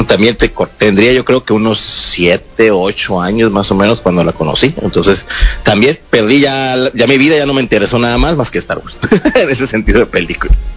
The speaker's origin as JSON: {"language": "Spanish", "town": "Ciudad Obregón", "region": "Sonora", "country": "Mexico", "said": "también de Ciudad Obregón, Sonora"}